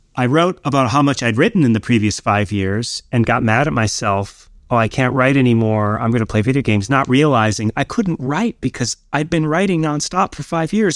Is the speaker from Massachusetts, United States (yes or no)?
no; Escanaba, Michigan, United States; moved away as an adult; also born or lived in New York; my hometown of Escanaba, Michigan